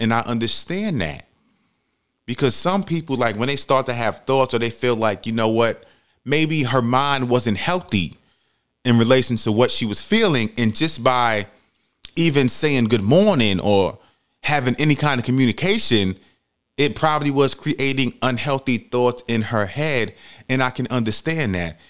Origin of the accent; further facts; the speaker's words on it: New York City, New York, United States; moved away as an adult; also born or lived in Georgia; when I first moved to Georgia, I'm from New York City